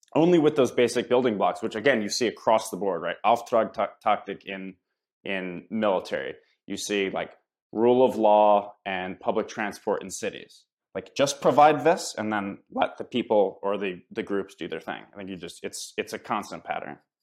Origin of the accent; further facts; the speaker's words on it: United States; as an American